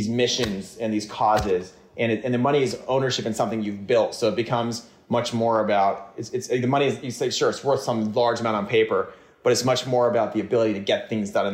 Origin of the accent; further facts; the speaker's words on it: Bay Area, California, United States; I grew up in the Bay Area. I was very lucky. I was born in Silicon Valley